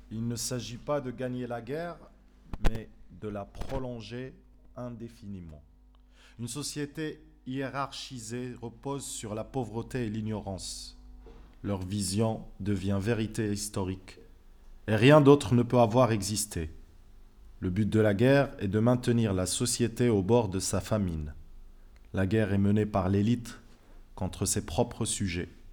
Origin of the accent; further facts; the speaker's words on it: Fez, Fès-Meknès, Morocco; now in Casablanca, Morocco; J'ai grandi à Fès. J'ai passé mon enfance à Fès